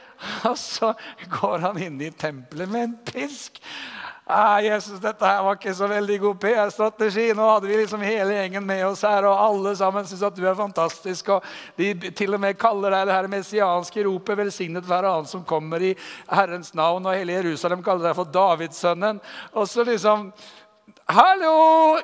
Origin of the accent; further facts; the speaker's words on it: Tønsberg, Vestfold, Norway; Jeg er fra Tønsberg